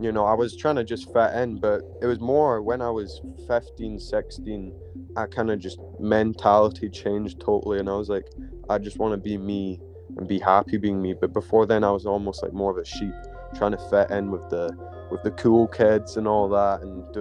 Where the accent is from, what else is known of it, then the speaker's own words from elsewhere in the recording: Glasgow, Scotland, United Kingdom; I was born in Glasgow